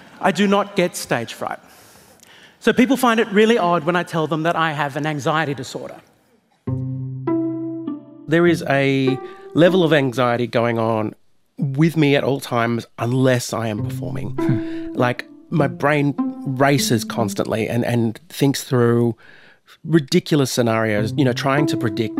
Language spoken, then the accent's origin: English; Australia; I am an Australian comedian.